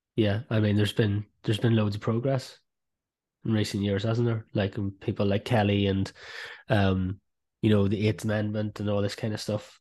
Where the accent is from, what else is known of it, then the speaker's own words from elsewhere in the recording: South Fermanagh, Northern Ireland, United Kingdom; moved away; I'm from South Fermanagh